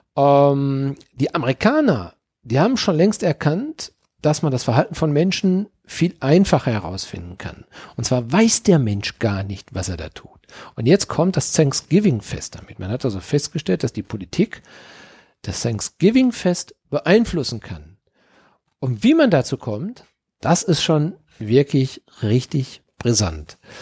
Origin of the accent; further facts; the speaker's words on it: Dortmund, North Rhine-Westphalia, Germany; now in Mönchengladbach, Germany; geboren in Dortmund, leben in Mönchengladbach quasi